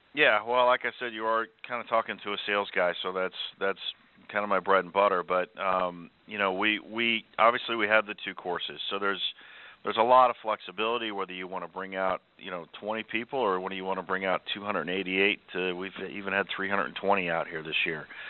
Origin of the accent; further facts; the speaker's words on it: Kansas City, United States; moved away as an adult; now in Chicago, United States; I'm from the Kansas City area